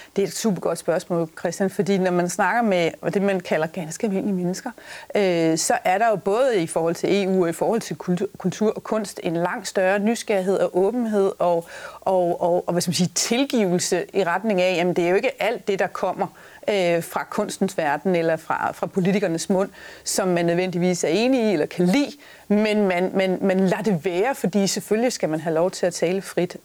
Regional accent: Denmark

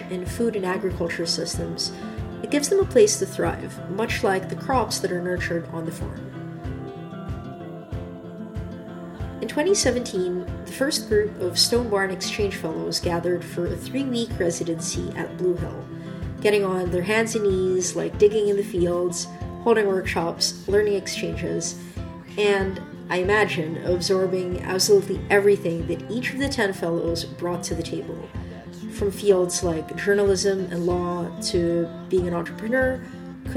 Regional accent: Manila, Metro Manila, Philippines; now in Canada; Growing up in Manila, both my parents worked long hours

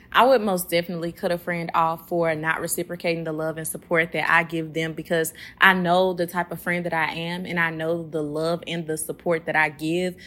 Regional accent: Memphis, Tennessee, United States; now in New Orleans, United States; I'm originally from Memphis, but I currently am living in New Orleans

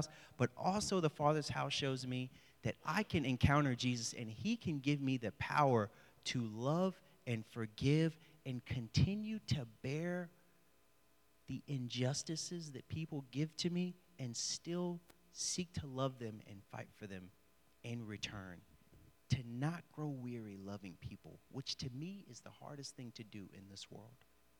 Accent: the South, United States; I have dealt with racial injustice, especially growing up in the South.

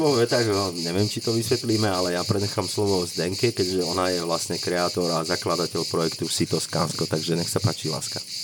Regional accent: Slatina nad Bebravou, Trenčín Region, Slovakia; moved away as an adult; now in Tuscany, Italy; ja som vyrastal na vidieku, pochádzam z malej dedinky od Trenčina, medzi Trenčinom a Banocami nad Bebravou, Slatina nad Bebravou, veľmi krásna malá dedinka

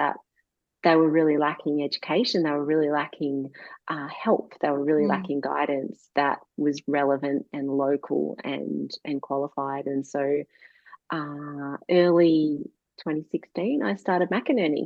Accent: Gippsland, Victoria, Australia; moved away as an adult; also born or lived in London; now in Warragul, Australia; I grew up in Gippsland

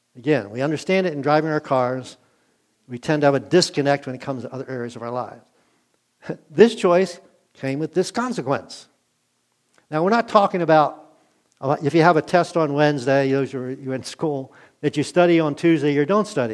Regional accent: Glen Burnie, Maryland, United States; also born or lived in Middletown, Maryland / Wake Forest, North Carolina; I grew up in Glen Burnie

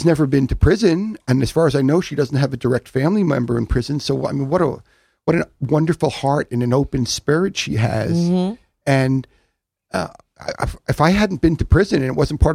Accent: Long Island, New York, United States; I grew up on Long Island

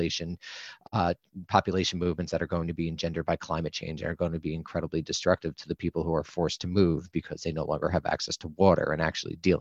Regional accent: United States; as an American

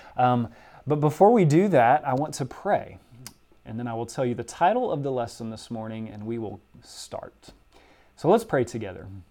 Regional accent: Southwest Louisiana, United States; moved away; my hometown in Southwest Louisiana

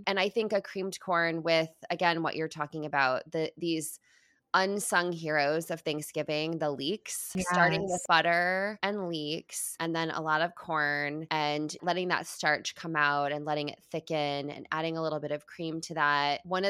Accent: Midwest, United States; I grew up in the Midwest. My dad grew up on a farm. My dad is farming corn currently right now.

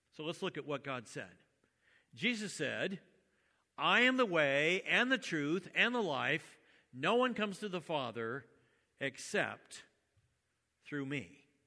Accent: United States; I was born in the United States and my parents were Christian

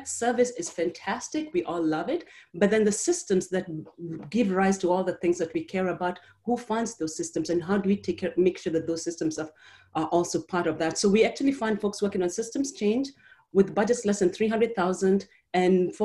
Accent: Kenya; now in Chicago, United States; I am an immigrant from Kenya

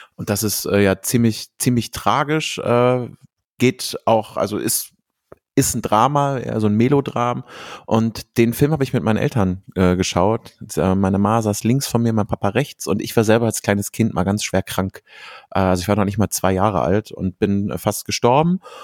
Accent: Cologne, North Rhine-Westphalia, Germany; ich komme aus Köln

